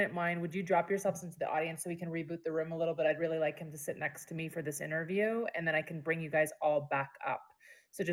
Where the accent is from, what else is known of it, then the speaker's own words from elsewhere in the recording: Cherry Hill, New Jersey, United States; also born or lived in Philadelphia; I was raised in Southern New Jersey too, in Cherry Hill.